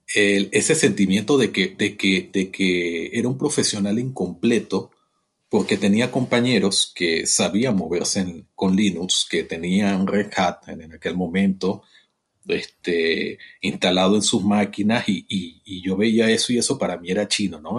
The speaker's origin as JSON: {"language": "Spanish", "country": "Venezuela", "tie": "born or raised there", "moved": "as an adult", "lives_now": "Mexico", "said": "yo soy venezolano, nací en, Venezuela, mi hermoso país"}